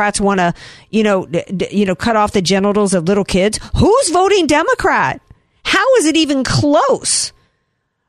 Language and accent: English; the South, United States; now in San Diego, United States; when I grew up in the South, and it's still the Bible Belt